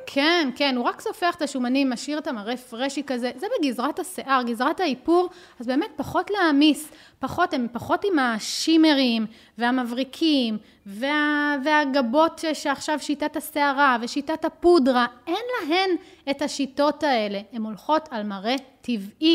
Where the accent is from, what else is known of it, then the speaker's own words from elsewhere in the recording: Israel; אצלנו בישראל